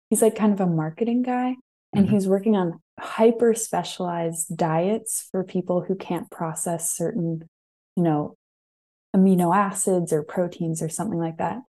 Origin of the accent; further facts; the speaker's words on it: Ohio, United States; born there; also born or lived in Maryland / England; So I moved around a lot um, between Maryland. I was born in Ohio, actually.